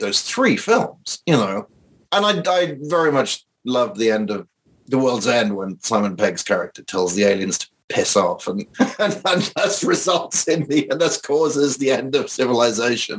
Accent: Wells, South West England, United Kingdom; moved away; I grew up in Wells

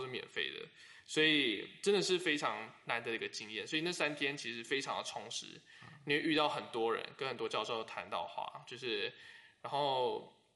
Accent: Taiwan; moved away as an adult; now in United States; 我是台湾人

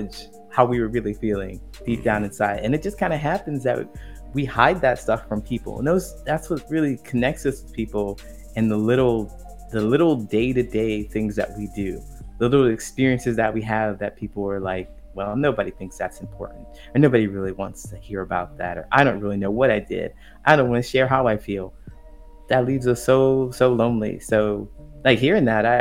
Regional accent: Ohio, United States; moved away as an adult; also born or lived in California / Chicago; I grew up in a small town in Ohio

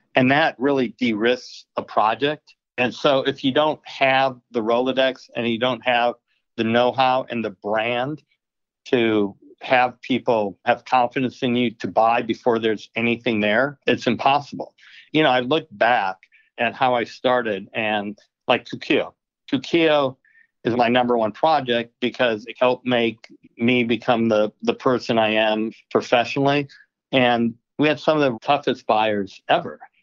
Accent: Milwaukee, Wisconsin, United States; moved away; also born or lived in Arizona; Growing up in Milwaukee

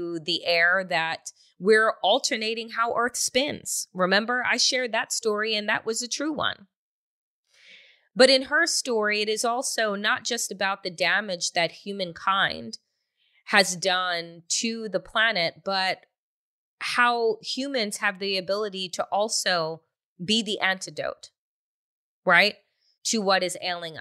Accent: Long Island, New York, United States; while I was growing up on Long Island

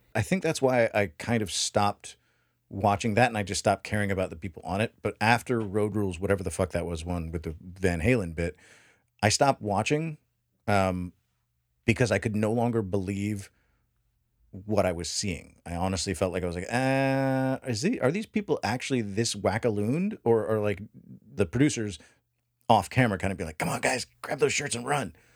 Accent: United States; we Americans

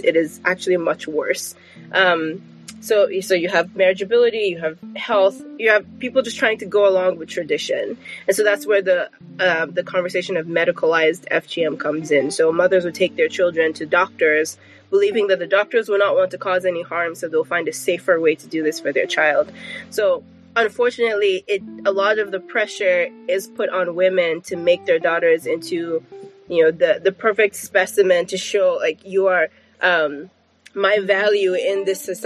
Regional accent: Nigeria; now in United States; as a Nigerian

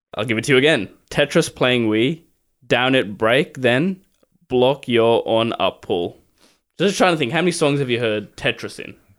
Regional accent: Sri Lanka; I'm Sri Lankan

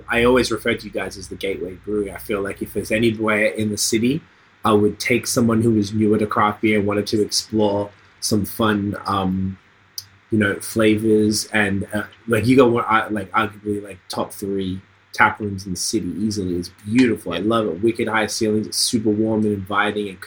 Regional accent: Melbourne, Victoria, Australia; my hometown of Melbourne

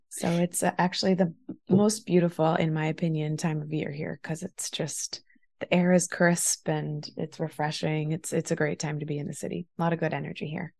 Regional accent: Taunton, Massachusetts, United States; I grew up in Taunton primarily

